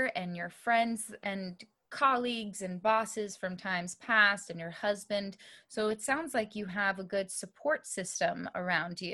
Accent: Texas, United States; I grew up in Texas.

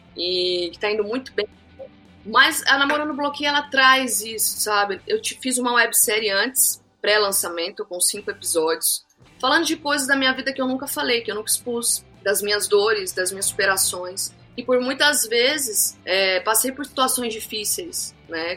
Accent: Mato Grosso do Sul, Brazil; Lá na minha cidade, né, é, Mato Grosso do Sul, a gente gosta muito de fazer churrasco, tereré

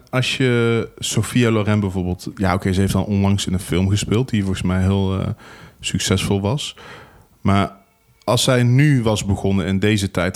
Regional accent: Venlo, Limburg, Netherlands; ik kom uit Venlo

